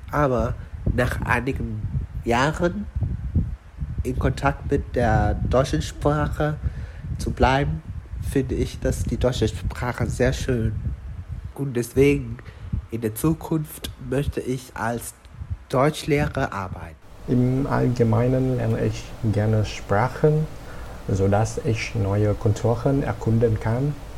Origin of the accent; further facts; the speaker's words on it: Vietnam; German is a second language; Bei uns in Vietnam, bevor wir an der Universität studieren dürfen